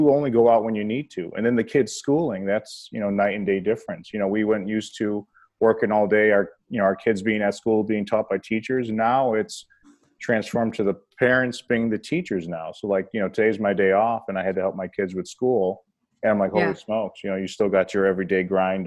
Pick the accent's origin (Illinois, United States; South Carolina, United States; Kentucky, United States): Illinois, United States; Berwyn; also born or lived in Cicero, Illinois; We lived a little bit in Cicero, and then we moved to Berwyn